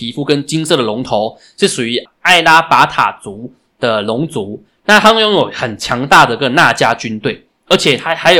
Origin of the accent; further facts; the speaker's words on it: Taiwan; 也是值得我们台湾人学习的部分。